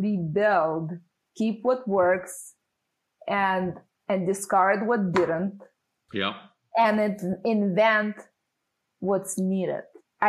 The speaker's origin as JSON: {"language": "English", "town": "San Francisco", "region": "California", "country": "United States", "tie": "born or raised there", "said": "I grew up in San Francisco and lived in Silicon Valley since I was 12. So I haven't really moved out of this area."}